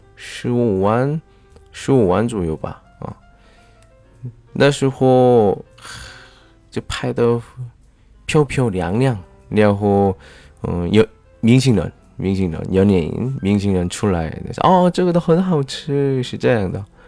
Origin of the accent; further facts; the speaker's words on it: South Korea; 我是来自韩国的外教